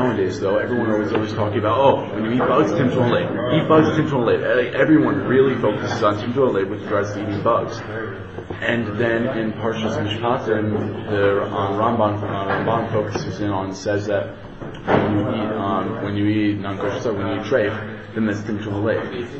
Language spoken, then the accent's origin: English; Rockaway, New York, United States